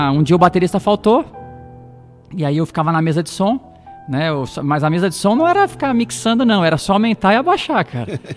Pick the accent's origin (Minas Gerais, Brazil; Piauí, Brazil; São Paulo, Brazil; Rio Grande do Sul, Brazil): São Paulo, Brazil; Osasco; eu sou da, daqui de Osasco, né? Nasci em Osasco, sou cidadão osasquense